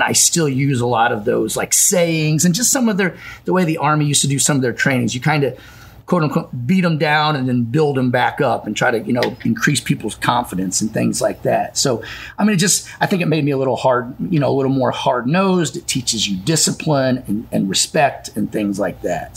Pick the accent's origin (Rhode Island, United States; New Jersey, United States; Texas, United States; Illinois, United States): Illinois, United States; Campsville; also born or lived in Bethalto, Illinois; I was born and raised up in Calhoun County in Campsville, Illinois.